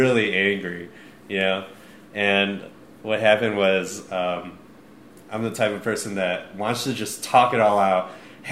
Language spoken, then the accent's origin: English; Midwest, United States; both of us growing up in the Midwest